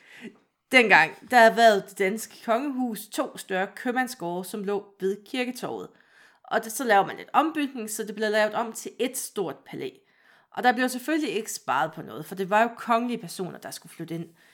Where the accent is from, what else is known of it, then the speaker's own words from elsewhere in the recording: Vejle, Southern Denmark, Denmark; Jeg er født i Vejle